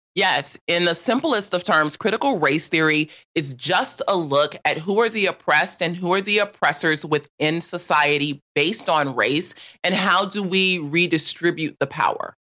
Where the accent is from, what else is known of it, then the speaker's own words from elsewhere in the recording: Los Angeles, California, United States; I grew up in South